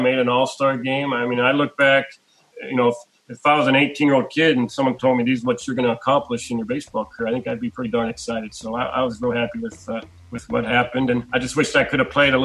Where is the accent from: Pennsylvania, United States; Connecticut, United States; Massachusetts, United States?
Pennsylvania, United States; Pittsburgh; I'm from Pittsburgh